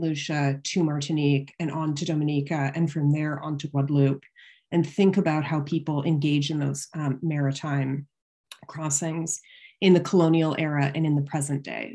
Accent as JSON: {"language": "English", "town": "London", "region": "Ontario", "country": "Canada", "tie": "born or raised there", "also_born_or_lived": "Toronto", "said": "I grew up in London, Ontario, uh, which is just across the border from Syracuse in Canada."}